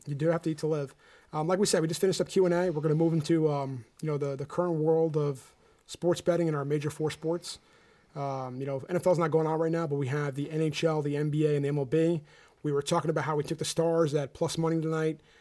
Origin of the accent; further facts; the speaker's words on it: New Jersey, United States; we're from New Jersey